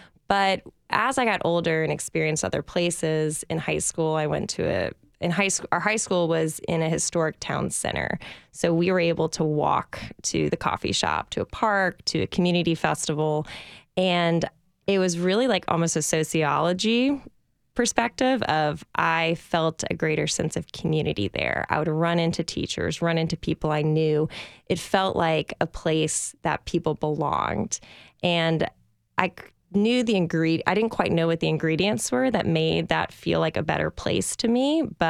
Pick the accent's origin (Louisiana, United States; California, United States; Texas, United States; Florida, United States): Louisiana, United States; So I grew up outside New Orleans, Louisiana, which is a wonderful place to grow up.